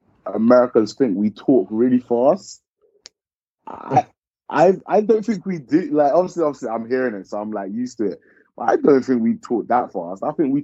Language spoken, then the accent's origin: English; Croydon, London, United Kingdom; Not really, you know. Boyega's like from Peckham areas. I'm basically from Croydon, innit?